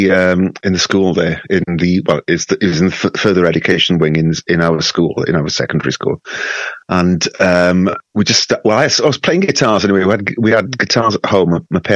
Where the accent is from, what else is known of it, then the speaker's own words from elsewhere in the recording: Wales, United Kingdom; Growing up in Wales, you know, as you probably know, it's very musical. There's music everywhere.